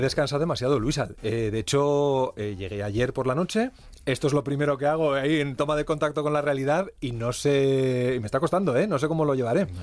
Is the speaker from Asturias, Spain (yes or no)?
no; Santander, Cantabria, Spain; moved away; also born or lived in Comillas; yo soy de Comillas, eh, de Santander, pero tenemos casa en Comillas, entonces he vuelto a ver otra vez mi pueblo